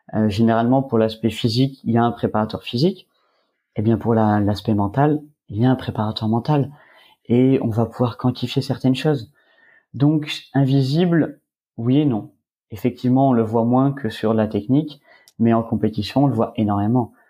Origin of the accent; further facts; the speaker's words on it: Var, Provence-Alpes-Côte d'Azur, France; je suis originaire du Var